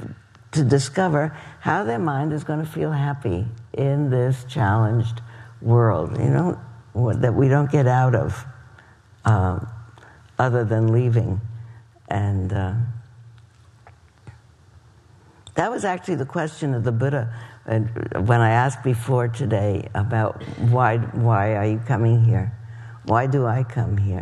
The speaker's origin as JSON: {"language": "English", "region": "East Coast", "country": "United States", "tie": "born or raised there", "moved": "yes", "said": "Where I grew up on the East Coast"}